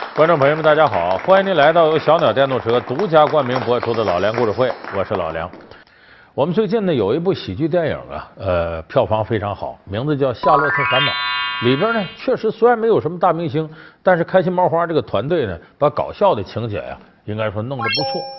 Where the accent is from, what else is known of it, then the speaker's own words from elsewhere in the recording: Northeast China, China; 我这老家在东北